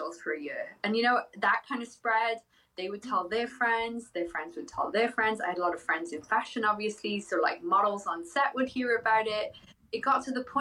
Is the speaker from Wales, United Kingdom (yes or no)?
yes; Wales, United Kingdom; moved away as an adult; also born or lived in Ohio; now in United States; I grew up in Wales